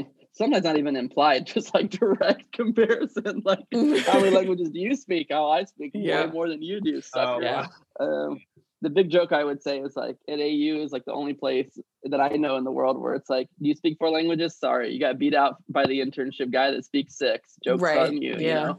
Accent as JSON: {"language": "English", "region": "Alabama", "country": "United States", "lives_now": "Washington, United States", "said": "Because Alabama was like college town, rural, sports driven, less social justice driven, less academically rigorous. And then DC is like the opposite, right?"}